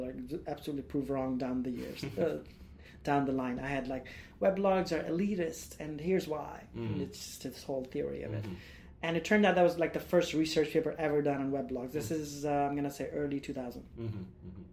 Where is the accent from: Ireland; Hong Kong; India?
India; moved away as an adult; now in United States; as an Indian guy